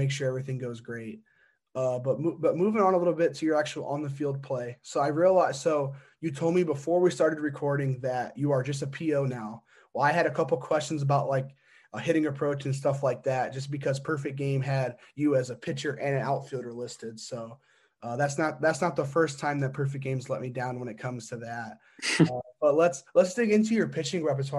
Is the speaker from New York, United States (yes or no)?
no; Indiana, United States; I'm from Indiana, go to Indiana University.